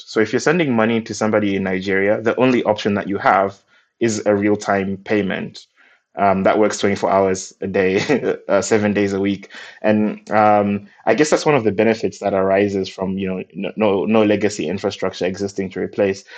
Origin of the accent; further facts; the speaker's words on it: Malawi; I'm from Malawi, and we got our independence uh, from the UK in 1964